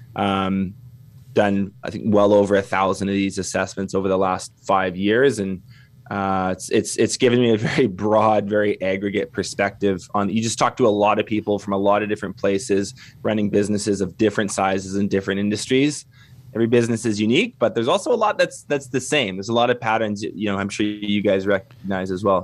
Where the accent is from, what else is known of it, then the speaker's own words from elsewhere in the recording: Canada; accent: Canadian; also born or lived in Kelowna, British Columbia; I'm Canadian. You can probably tell by the accent.